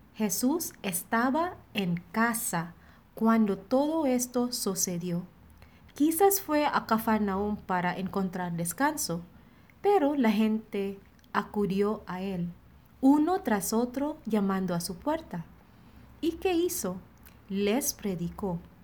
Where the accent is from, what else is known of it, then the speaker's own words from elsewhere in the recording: Philippines; now in Monterrey, Mexico; misionera filipina destinada en la comunidad de Monterrey.